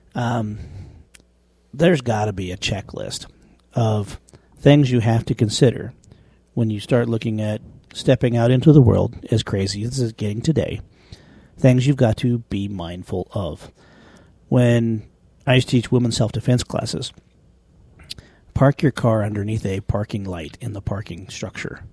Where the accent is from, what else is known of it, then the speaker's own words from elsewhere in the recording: small town Wyoming, United States; my hometown